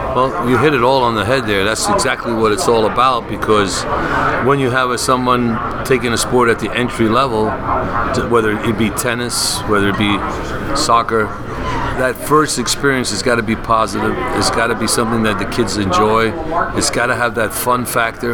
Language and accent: English; New York City, New York, United States; also born or lived in Long Island; born and raised in the Bronx, Long Island